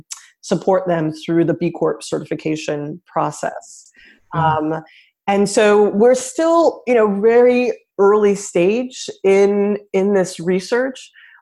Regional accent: Nigeria; also born or lived in Senegal; I grew up in West Africa. I grew up in Nigeria and in Senegal. I'm half Nigerian and half American.

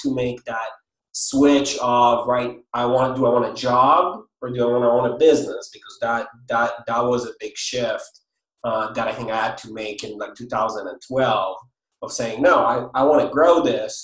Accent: Israel; moved away; I'm originally from Israel, if anyone is wondering about the accent and the name.

